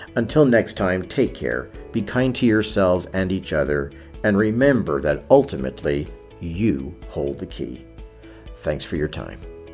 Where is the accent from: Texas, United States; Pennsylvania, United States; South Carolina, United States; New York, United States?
New York, United States; New York City; I grew up in New York City in the seventies